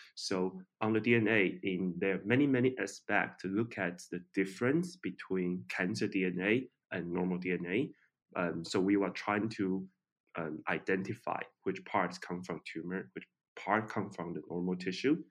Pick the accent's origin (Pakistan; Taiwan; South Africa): Taiwan; I'm from Taiwan